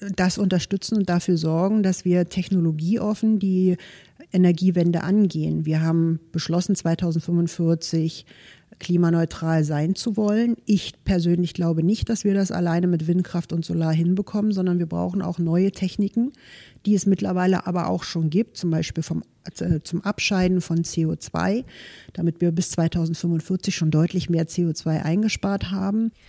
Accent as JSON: {"language": "German", "town": "Potsdam", "region": "Brandenburg", "country": "Germany", "tie": "born or raised there", "also_born_or_lived": "Leipzig / Munich / Berlin", "moved": "as an adult", "said": "Ich bin hier in Potsdam geboren, in Golm groß geworden, war zwischenzeitlich natürlich auch in Leipzig, in München, in Berlin, bin aber wieder zurück in meine Heimat"}